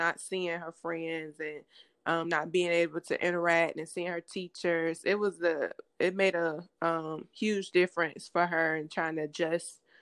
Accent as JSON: {"language": "English", "area": "Hosky", "region": "North Carolina", "country": "United States", "said": "I'm originally from Hosky, North Carolina, small town in North Carolina, Eastern"}